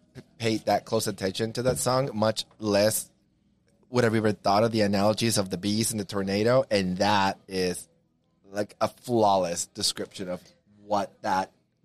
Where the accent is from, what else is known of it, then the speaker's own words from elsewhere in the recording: Southern Texas, United States; now in Charlotte area, United States; Southern Texas, we had Music Land.